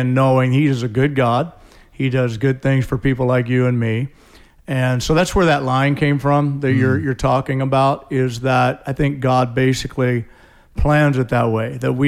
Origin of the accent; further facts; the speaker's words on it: St. Louis, Missouri, United States; moved away as an adult; now in Tacoma, United States; Came from St. Louis. I grew up in St. Louis, Missouri.